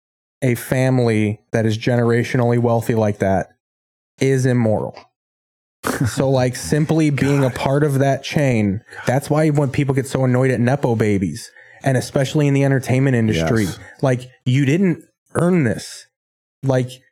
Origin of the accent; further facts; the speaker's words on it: Midwest, United States; now in Los Angeles, United States; Growing up in the Midwest